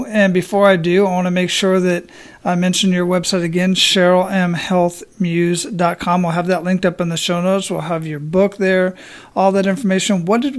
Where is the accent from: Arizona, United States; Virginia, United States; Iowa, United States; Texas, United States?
Arizona, United States; Phoenix; I was born and raised in Phoenix, Arizona, and I've been to 23 countries on 5 continents.